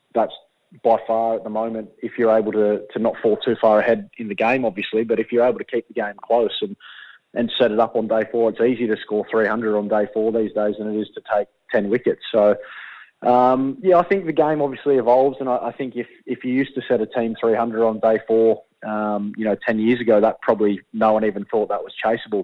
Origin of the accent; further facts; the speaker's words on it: Shellharbour, New South Wales, Australia; moved away; I'm from Shell Harbour, which is about half an hour south